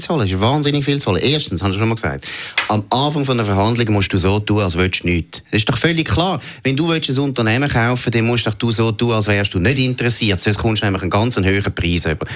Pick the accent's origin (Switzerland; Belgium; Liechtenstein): Switzerland; als Schweizer